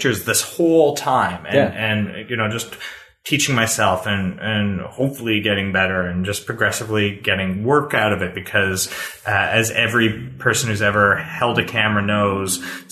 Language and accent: English; Toronto, Ontario, Canada; moved away as an adult; now in Ottawa, Canada; I'm from Toronto originally, and... I worked, I was a kid there